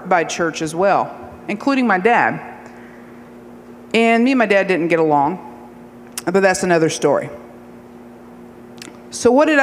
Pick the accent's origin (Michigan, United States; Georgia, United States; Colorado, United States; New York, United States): Georgia, United States; Appalachia; I'm 8 generations from Georgia